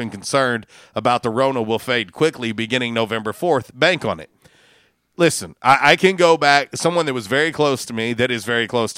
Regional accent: Florida, United States; moved away; I'm originally from Florida

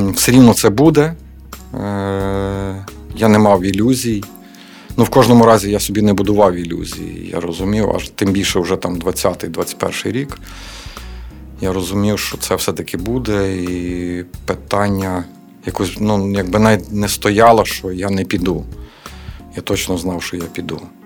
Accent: Lviv, Lviv Oblast, Ukraine; ми місцеві, ми знаємо добре місцевість

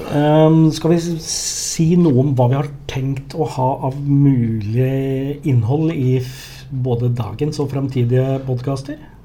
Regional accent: Hedmarken, Innlandet, Norway; accent: Hedmark dialect; moved away; jeg, er jo fra Hedmarken. Og jeg har heller ikke bodd på Hedmarken siden før år 2000.

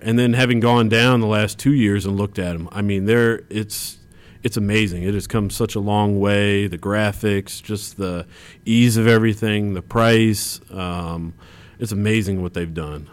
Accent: Champaign, Illinois, United States; I grew up in Champaign, uh, Illinois

